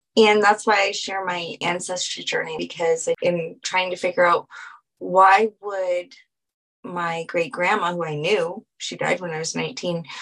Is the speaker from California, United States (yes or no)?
no; New Orleans, Louisiana, United States; being from New Orleans